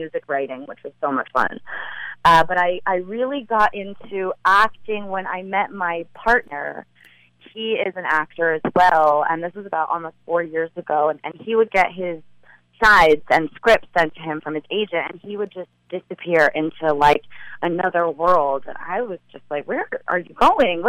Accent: Los Angeles, California, United States; growing up in L.A.

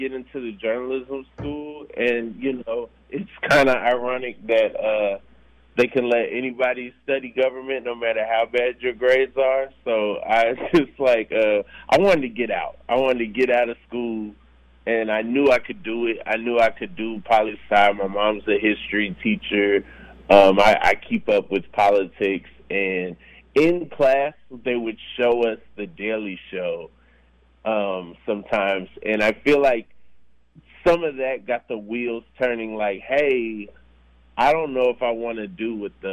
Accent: Atlanta, Georgia, United States; also born or lived in Orlando; I'm from Atlanta, Georgia, born and raised

